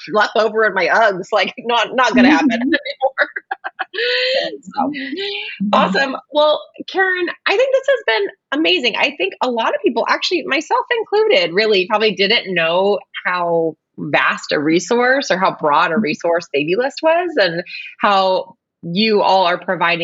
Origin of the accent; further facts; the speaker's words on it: Bay Area, California, United States; I'm from the Bay Area as well